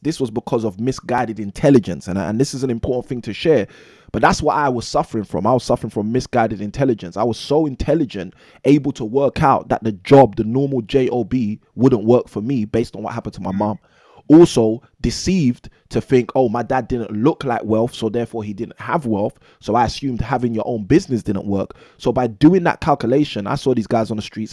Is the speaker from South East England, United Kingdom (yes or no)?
no; London, United Kingdom; born and raised in London, England